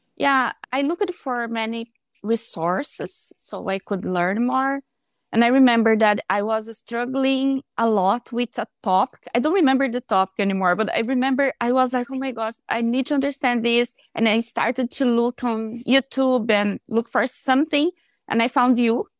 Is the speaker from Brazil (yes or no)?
yes; Brazil; English is a second language; moved away as an adult; now in Canada; I am from Brazil, but I'm living in Canada with my husband